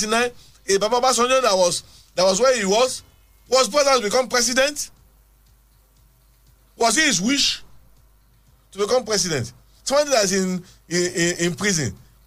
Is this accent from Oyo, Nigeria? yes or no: no; Abeokuta, Ogun State, Nigeria; Yes, I'm actually from Isaliake in Abeokuta.